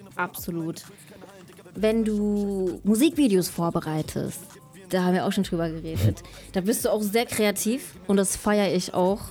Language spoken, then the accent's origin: German; Kelkheim, Hesse, Germany; ich bin im Taunus aufgewachsen, in Kelkheim